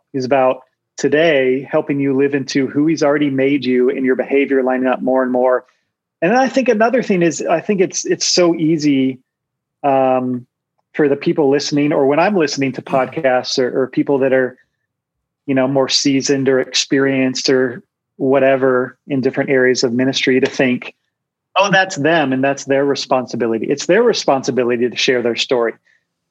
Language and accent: English; Virginia, United States; I'm from Virginia